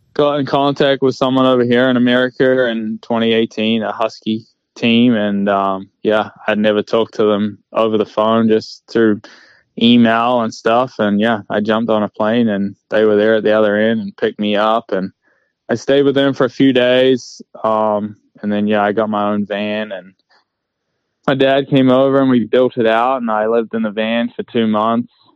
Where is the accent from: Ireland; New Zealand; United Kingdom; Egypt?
New Zealand; moved away as an adult; now in United States; I'm originally from New Zealand, so I I packed my bags and uh, 2018 and left New Zealand